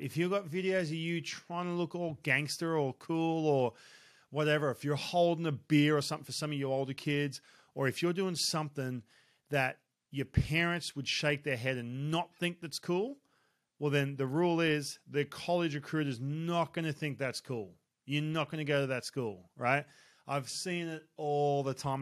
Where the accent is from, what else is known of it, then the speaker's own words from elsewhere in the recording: Australia; I grew up in Australia